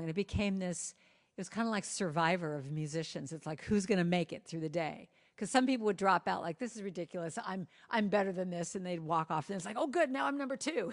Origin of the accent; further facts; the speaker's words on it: Los Angeles, California, United States; I grew up in Hollywood